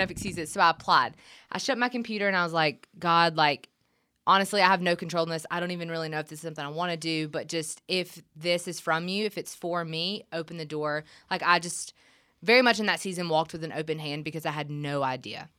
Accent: Gray, Georgia, United States; moved away as an adult; also born or lived in Milledgeville, Georgia; now in Nashville, United States; I'm from Gray, which is right outside of Macon

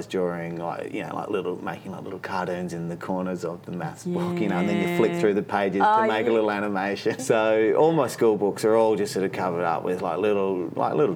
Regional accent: Sydney, New South Wales, Australia; also born or lived in Wildcatcham (Western Australia); Most of my childhood was spent growing up in the Hills District in northwest of Sydney.

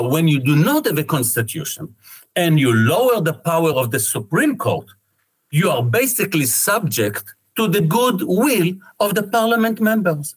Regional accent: Israel

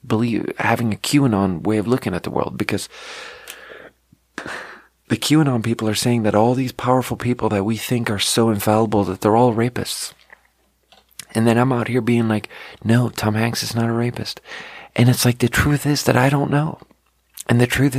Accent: Sweden; growing up in Sweden, they taught us so much about the Holocaust

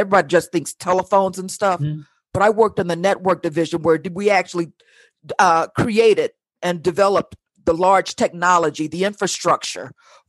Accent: Chicago, Illinois, United States; moved away; also born or lived in high desert; I'm a baby boomer who's, I'll say, privileged beneficiary of the civil rights. Born and bred in Chicago. Now I'm in the high desert

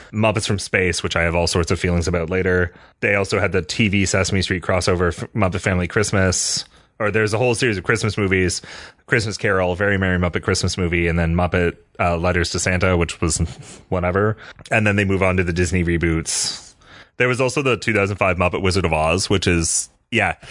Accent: Canada; moved away as an adult; also born or lived in Michigan, United States; now in United States; I am a Canadian

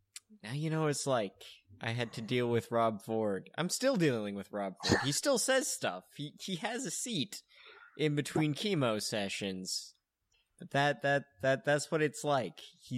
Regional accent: Toronto, Ontario, Canada; I'm from Canada, and we're shooting too many people here too, but I'm from Canada.

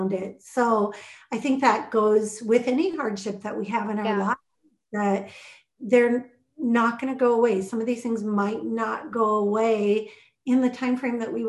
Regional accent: Minnesota, United States; Growing up in Minnesota, I've been here all my life

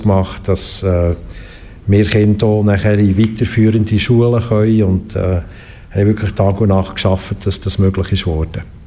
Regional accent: Bern, Switzerland; moved away as an adult; also born or lived in Bümpliz; Ich bin ähm, in Bern geboren, dort aufgewachsen

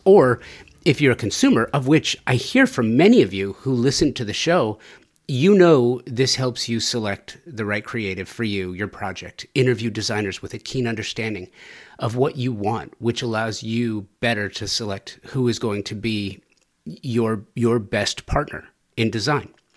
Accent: Southern California, United States; growing up in Southern California

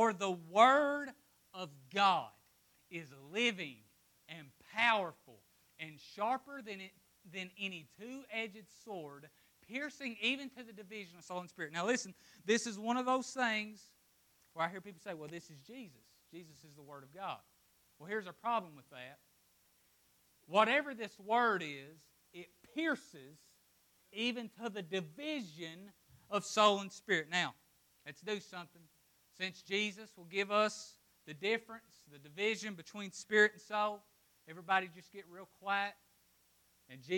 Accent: Appalachia, United States; I'm from Appalachia

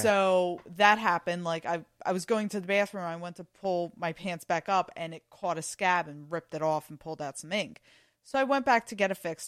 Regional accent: Philadelphia, Pennsylvania, United States; I grew up in Northeast Philly

